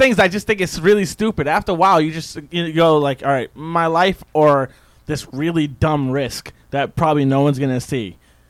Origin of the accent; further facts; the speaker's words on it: Boston, Massachusetts, United States; Are you a Boston fan? I'm from Boston.